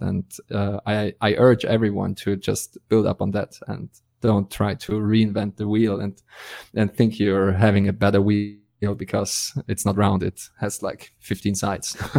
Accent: Austria; I'm from Austria

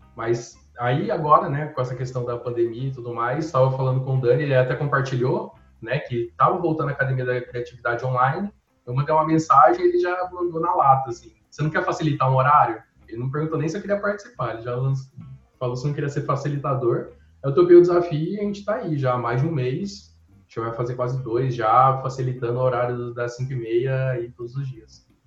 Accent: Regente Feijó, São Paulo, Brazil; moved away as an adult; also born or lived in Santo Anastácio; now in São Paulo, Brazil; nasci, eu nasci em Santo Anastácio e depois eu fui para Regente Feijó, que é onde eu vivi boa parte da minha vida, né? e onde eu passei minha infância

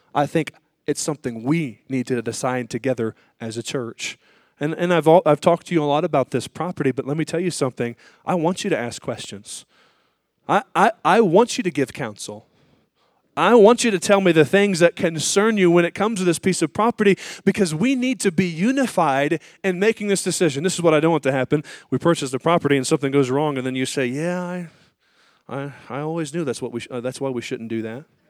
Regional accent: United States; as an American and as a Christian

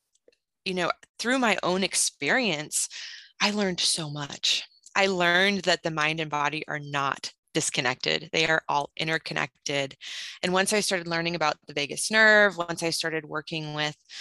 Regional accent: Minnesota, United States; moved away as an adult; now in Houston, United States; I am actually from Minnesota. I'm not from Texas, but Texas has been my home for the last, I guess, almost 12 years

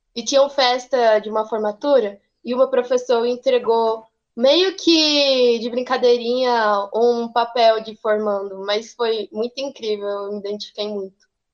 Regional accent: Hidrolândia, Goiás, Brazil; eu sou de Hidrolândia mesmo

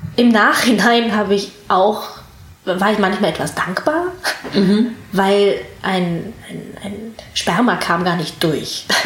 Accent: Wuppertal, North Rhine-Westphalia, Germany; also born or lived in Hamburg / Ireland; bin in Hamburg und Irland aufgewachsen und in Wuppertal zur Schule gegangen

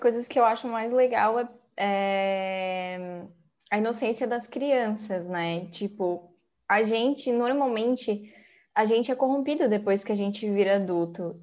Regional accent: Santa Catarina, Brazil; a gente é de Santa Catarina

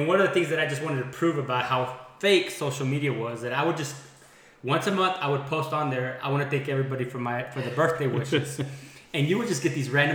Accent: Andrews, Texas, United States; moved away as an adult; now in Midland, United States; I'm from Andrews, Texas as well. I'm actually from 1980. Grew up here, went to school here

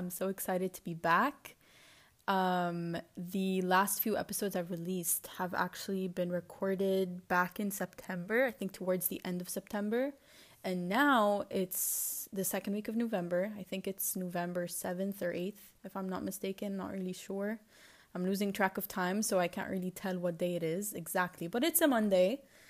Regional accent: Lebanon; accent: Lebanese; English is a second language; It's just, it's either in a Lebanese accent or my attempt to be, to adop

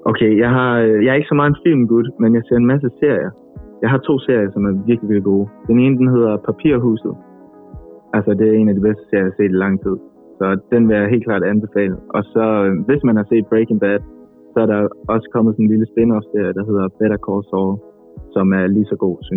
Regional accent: Aarhus, Central Denmark Region, Denmark; moved away as an adult; now in Copenhagen, Denmark; nu er jeg jo flyttet fra Aarhus til København. Øhm, jeg er normalt fra Aarhus. man kan sige, det er normalt. Jeg er fra Aarhus.

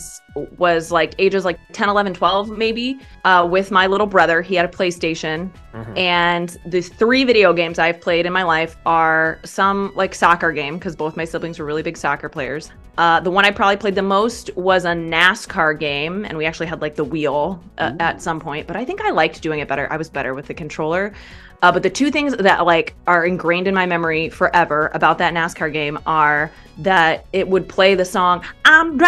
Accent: Midwest, United States; moved away as an adult; I'm from the Midwest cornfields.

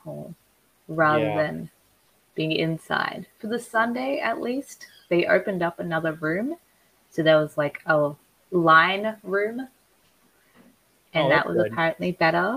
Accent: Queensland, Australia; moved away as an adult; I lived in Queensland, which is like Australia's Texas

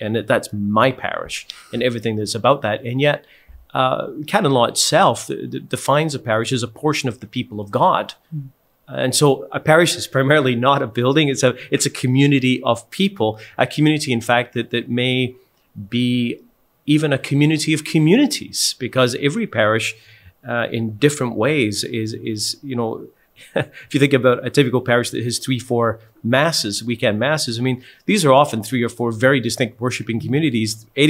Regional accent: Scotland, United Kingdom; I'm from Scotland, and a pitch for us means a soccer field.

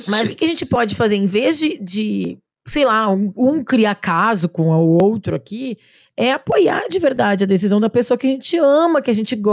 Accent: São Paulo, Brazil; now in Belo Horizonte, Brazil

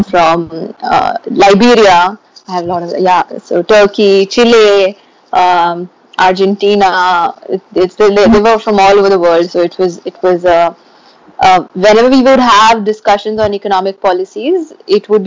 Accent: Mumbai, Maharashtra, India; moved away as an adult; I was going from Bombay to Durham.

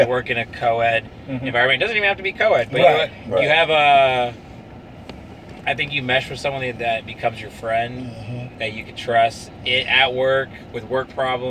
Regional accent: Orange County, California, United States; I'm from Orange County, California.

